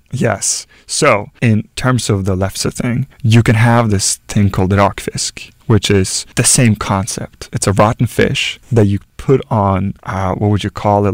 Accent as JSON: {"language": "English", "country": "Norway", "tie": "born or raised there", "moved": "as an adult", "said": "my home country"}